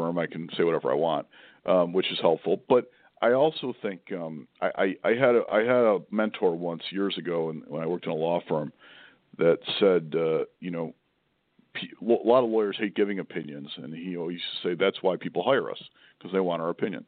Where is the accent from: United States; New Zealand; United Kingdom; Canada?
United States; Buffalo, New York; moved away; I grew up in Buffalo, New York, which is more Midwestern than East Coast